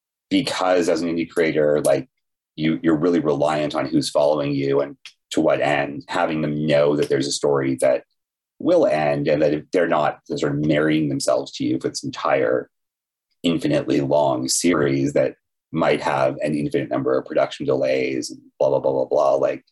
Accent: Canada; And of course, as a Canadian, I had to learn French.

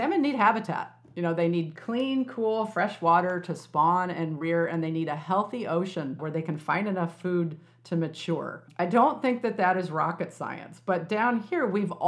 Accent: Illinois, United States; when I was a kid growing up, you know, in Illinois, which was farm country

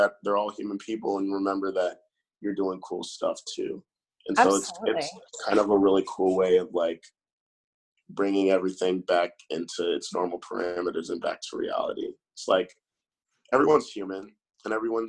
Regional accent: Jacksonville, Florida, United States; moved away as an adult; also born or lived in Mississippi / Baltimore, Maryland; now in Orlando, United States; So I am from Jacksonville. I grew up in Jacksonville for about 10 years.

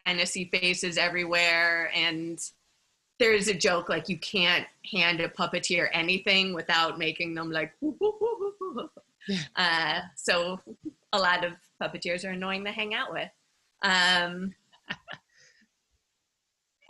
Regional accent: Minneapolis, Minnesota, United States; I grew up in Minneapolis, which is a really great city for

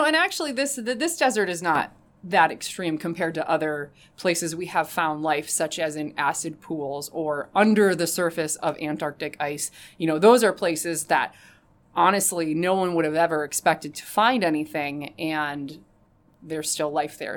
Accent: Rockford, Illinois, United States; my hometown of Rockford

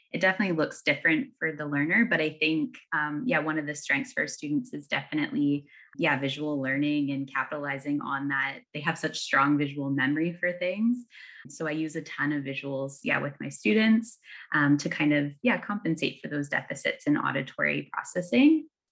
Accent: Ontario, Canada; moved away; I'm from Ontario, and it looks, it looks mighty different there

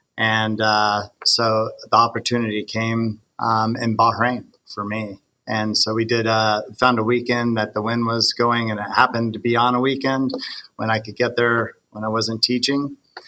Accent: California, United States; moved away as an adult; also born or lived in Thailand; now in Saudi Arabia; I grew up in California and surfed all my life.

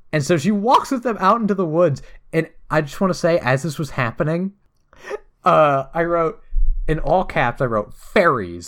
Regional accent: United States; I'm an American.

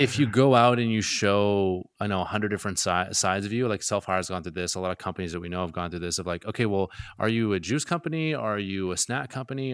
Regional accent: Gulf Islands, British Columbia, Canada; now in Vancouver, Canada; I'm from the Gulf Islands

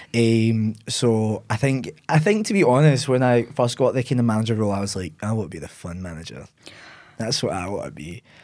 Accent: Ayr, Scotland, United Kingdom; also born or lived in Glasgow; I grew up in the sunny seaside town of Ayr.

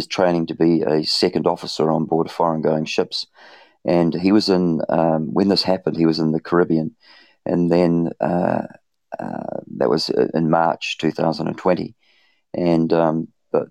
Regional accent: Levin, Manawatū-Whanganui, New Zealand; I was born in 1960 in New Zealand, in Levin

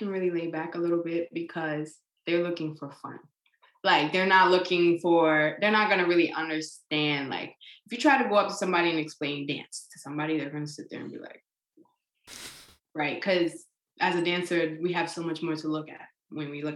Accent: New York, United States; I'm from New York

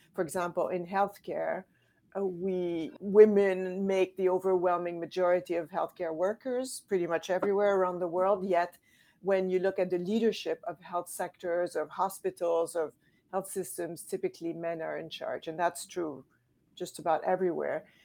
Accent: Quebec City, Quebec, Canada; I'm from Canada, from Quebec City

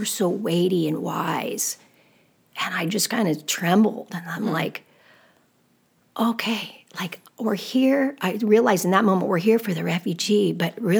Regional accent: United States; growing up in America.

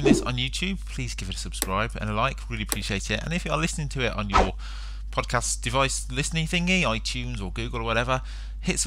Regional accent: England, United Kingdom; being an Englishman

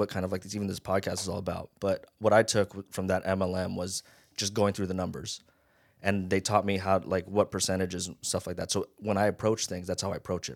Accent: Las Vegas, Nevada, United States; born or raised there; accent: Pidgin; also born or lived in Hawaii

